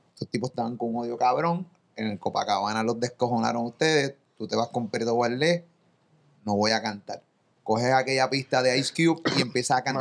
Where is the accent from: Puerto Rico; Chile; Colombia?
Puerto Rico; Yo que yo soy de Rolling Hills, de frente a los Milton, yo me creí en cooperativa Rolling Hills frente a los Mirtos.